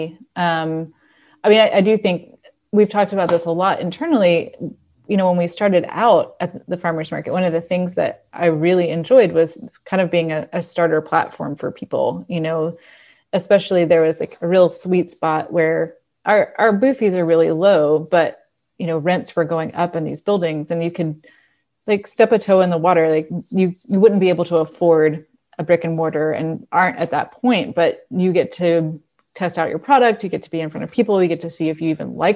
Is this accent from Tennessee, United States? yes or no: yes; Memphis, Tennessee, United States; also born or lived in London; now in Knoxville, United States; I grew up in Memphis. I came to Knoxville for college